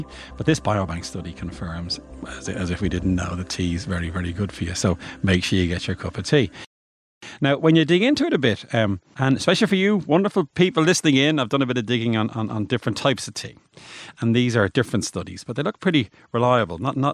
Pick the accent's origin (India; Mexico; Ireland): Ireland; Bray, Leinster; I'm from Bray